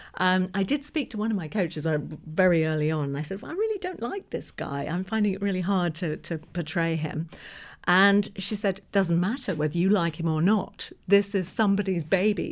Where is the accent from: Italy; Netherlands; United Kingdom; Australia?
United Kingdom; England; moved away as an adult; now in New York, United States; I was born in England, lived in England right until around about two thousand eight.